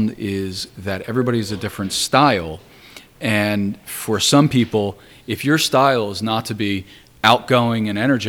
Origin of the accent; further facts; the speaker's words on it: Trenton, New Jersey, United States; I grew up in Trenton, New Jersey, not too far from here.